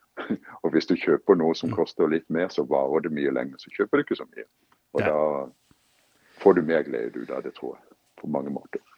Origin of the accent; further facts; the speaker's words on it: Kristiansand, Agder, Norway; moved away as an adult; now in United States; når jeg vokste opp i Kristiansand